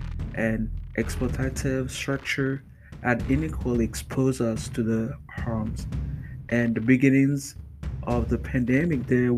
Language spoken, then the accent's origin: English; Chicago, Illinois, United States; In my hometown of Chicago, according to Pro Publica investigation